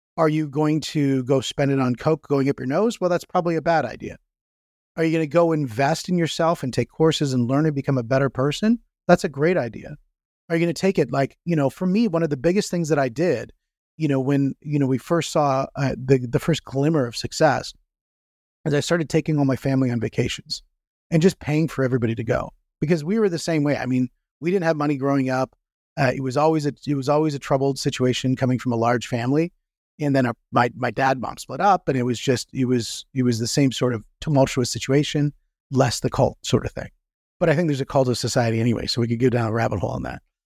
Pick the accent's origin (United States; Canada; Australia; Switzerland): Canada; I'm from Canada